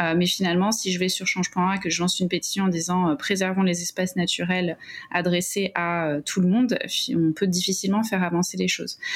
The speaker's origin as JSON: {"language": "French", "area": "Essonne", "region": "Île-de-France", "country": "France", "said": "je suis originaire de l'Essonne, dans le 91"}